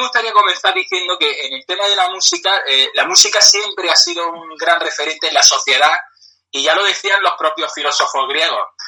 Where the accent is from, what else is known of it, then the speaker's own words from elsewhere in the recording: Granada, Andalusia, Spain; yo soy de Granada